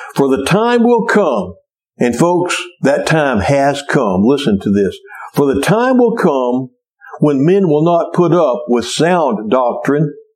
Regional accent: Cleveland, Texas, United States; a kid growing up in Cleveland, Texas

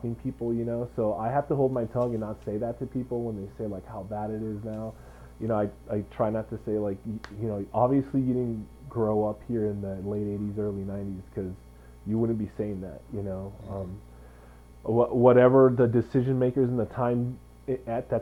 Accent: Santa Barbara, California, United States; I was born and raised in Santa Barbara

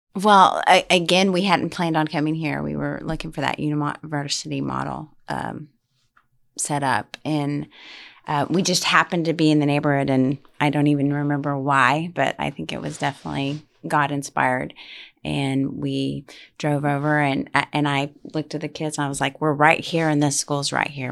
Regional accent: Utopia, Texas, United States; moved away; also born or lived in Midland, Texas; I'm from Utopia, Texas. And, um, growing up there, um, there's no other school options.

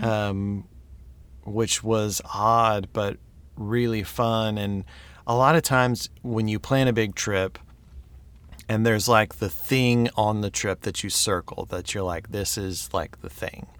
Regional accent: United States; I'm an American

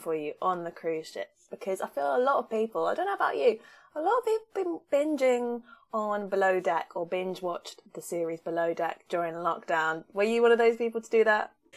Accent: Southern England, United Kingdom; accent: Southern English; my accent is ridiculously Southern English

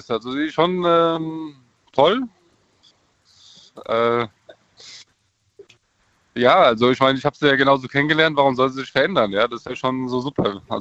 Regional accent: Krefeld, North Rhine-Westphalia, Germany; now in Langen, Germany; Hi, ich komme aus Krefeld, wohne aber jetzt in Langen.

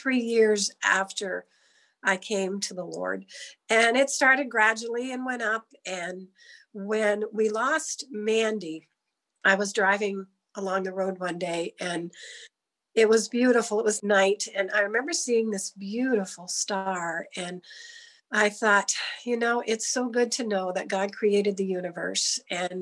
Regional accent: Easton, United States; I grew up in Easton all my life, so I'm not far away from here

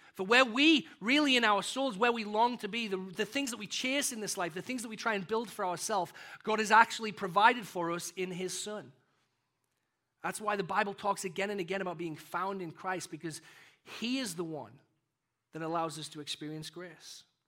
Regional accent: United Kingdom; also born or lived in Texas, United States; now in North Aurora, United States; I kind of live in this identity as a British and a, and American

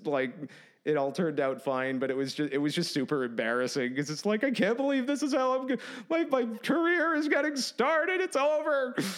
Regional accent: Massachusetts, United States; also born or lived in Ithaca, New York / California / New Hampshire; now in Nashville, United States; I'm from Massachusetts, so I, Massachusetts to New York to California

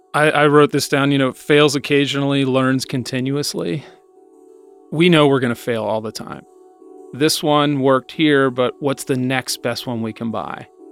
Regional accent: Anderson, United States; I grew up in Anderson, um, went to Summit

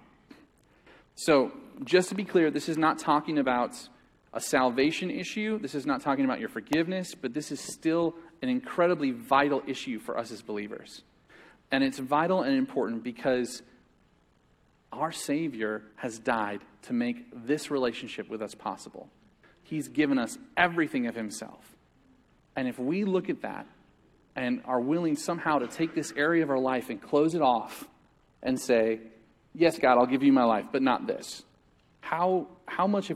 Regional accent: United States; as American Christians

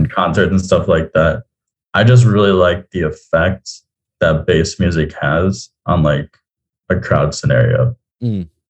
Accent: South Florida, United States; also born or lived in Tallahassee; I am originally from South Florida, but I went to school in Tallahassee

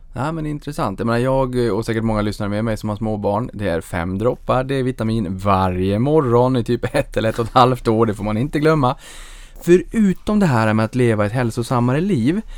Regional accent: Norrbotten County, Sweden; jag kommer från Norrbotten, då är det knallsvart eh, halva året

